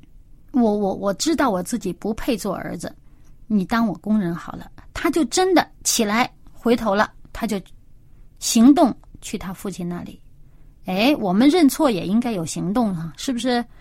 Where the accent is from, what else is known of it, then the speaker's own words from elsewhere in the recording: China; 天为大呀，这个我们中国人这个所谓敬天，其实也就是敬这位创造主，整个宇宙的掌管者。